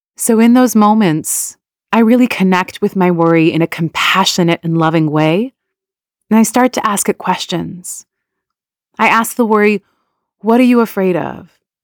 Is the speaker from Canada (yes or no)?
yes; Canada; also born or lived in Iran; my family immigrated to Canada from Iran when I was quite young.